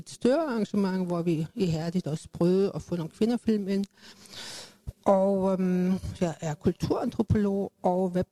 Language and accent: Danish; Cologne, North Rhine-Westphalia, Germany; now in Denmark; jeg um, er fra Tyskland, født og opvokset i Køln